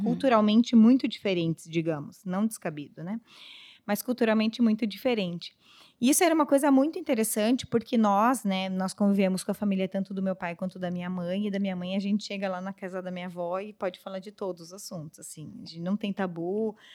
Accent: Pará, Brazil; moved away; also born or lived in southern Brazil; nós somos do Pará

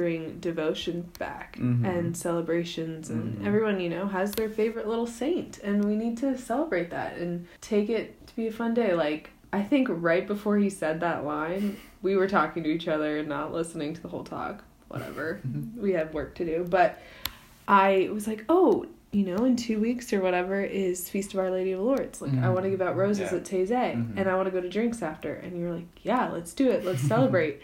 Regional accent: California, United States; now in Dublin, Ireland

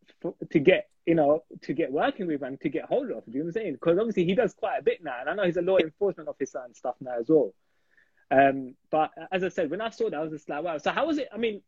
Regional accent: London, United Kingdom; I'm from East London

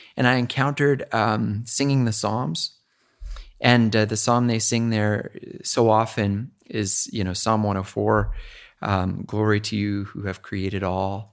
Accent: Chilliwack, British Columbia, Canada; moved away as an adult; also born or lived in Whitehorse; I grew up there. It's my hometown

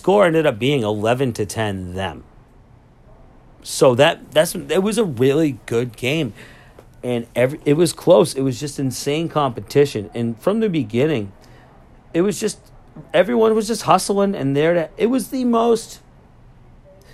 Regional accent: Lynn, Massachusetts, United States; I'm from Lynn

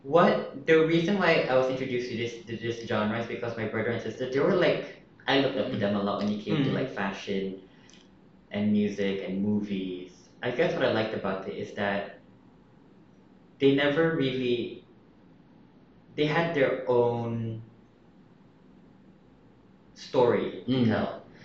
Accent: Philippines; Mine was, I was kind of proud of being Filipino.

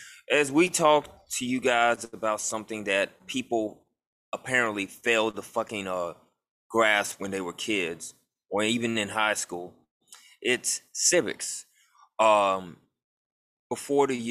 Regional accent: Memphis, Tennessee, United States; now in New Orleans, United States; I'm from Memphis

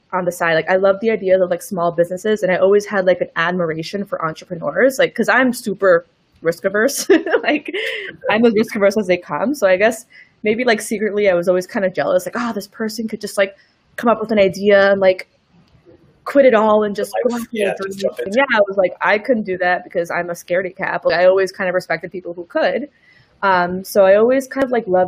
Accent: New York City, New York, United States; moved away as an adult; also born or lived in Chile; I grew up in New York

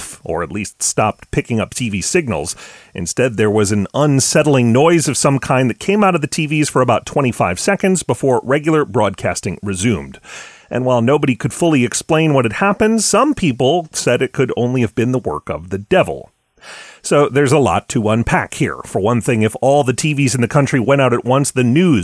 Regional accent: Chicago, Illinois, United States; I grew up in Chicagoland

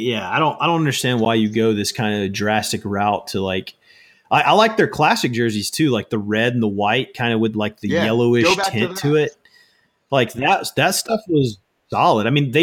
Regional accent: Memphis, Tennessee, United States; I got the Grizz. I got my hometown guys.

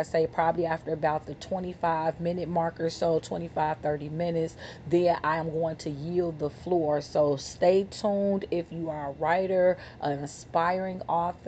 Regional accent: Chicago, Illinois, United States; I'm from Chicago.

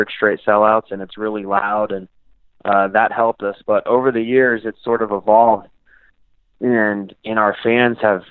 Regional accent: Kansas City, United States; playing here in Kansas City, and I have a lot of pride for my hometown.

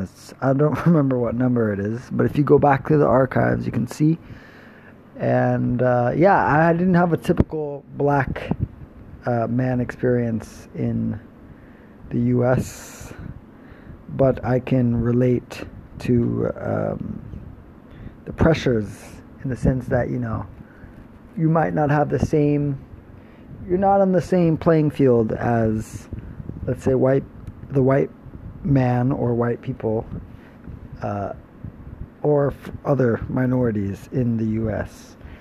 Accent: Florida, United States; growing up in Florida

